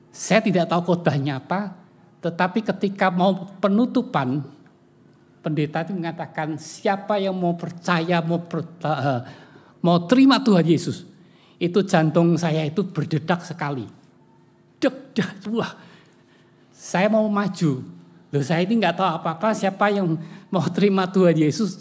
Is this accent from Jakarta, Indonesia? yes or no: no; Semarang, Central Java, Indonesia; saya lahir di Semarang ya, dewasa di Semarang